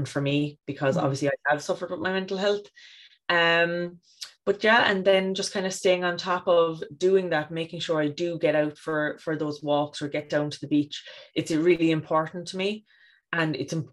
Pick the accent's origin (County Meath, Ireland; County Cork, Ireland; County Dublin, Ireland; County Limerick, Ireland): County Cork, Ireland; now in East Cork, Ireland; I grew up in West Cork near the coast and now in East Cork near the coast.